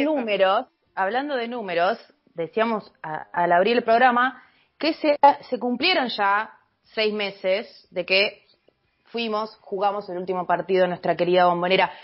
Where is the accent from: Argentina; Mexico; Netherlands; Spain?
Argentina; Como argentina y como bostera